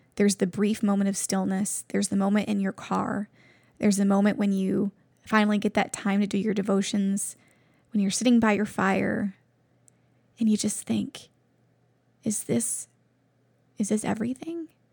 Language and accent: English; Buffalo, New York, United States; moved away as an adult; now in Cleveland, United States; I'm from Buffalo, New York, and I've only been in Cleveland for about eight years now.